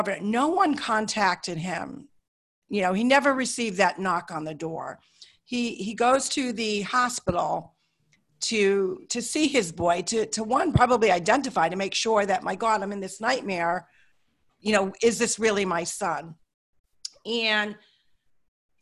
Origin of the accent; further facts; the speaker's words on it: Hartford, Connecticut, United States; I grew up in Hartford, Connecticut.